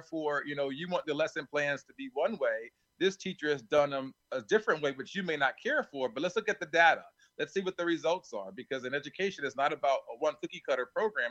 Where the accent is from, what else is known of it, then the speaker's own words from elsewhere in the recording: Plainfield, New Jersey, United States; I grew up in Plainfield. I may be one of the rare presidents who actually is serving the community where they grew up.